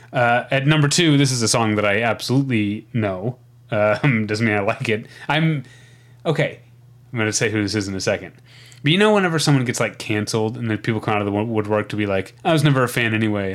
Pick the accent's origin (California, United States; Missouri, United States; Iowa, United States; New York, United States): Missouri, United States; I grew up in Missouri